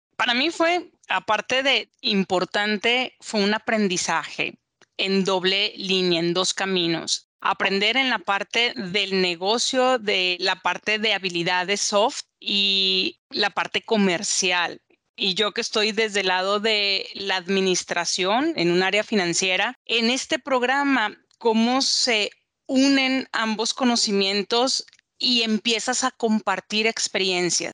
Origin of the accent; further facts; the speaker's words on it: Culiacán, Sinaloa, Mexico; moved away as an adult; now in Guadalajara, Mexico; soy mexicana, nací en Culiacán, Sinaloa